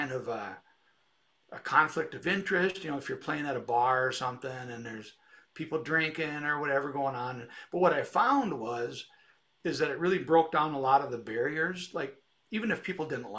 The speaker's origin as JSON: {"language": "English", "town": "Detroit Lakes", "region": "Minnesota", "country": "United States", "also_born_or_lived": "Moorhead, Minnesota", "said": "I'm from Detroit Lakes, Minnesota, Northwest Minnesota, straight east of Fargo, North Dakota, about an hour, and lived here about 30 years."}